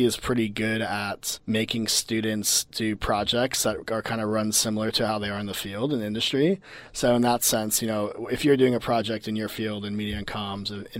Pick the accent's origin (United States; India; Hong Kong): United States; Miami, Florida; moved away as an adult; now in Melbourne, Australia; I'm originally from America, Miami, Florida, to be specific